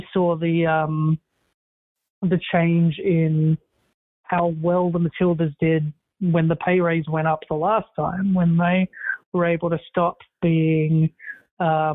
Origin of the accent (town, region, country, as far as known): Australia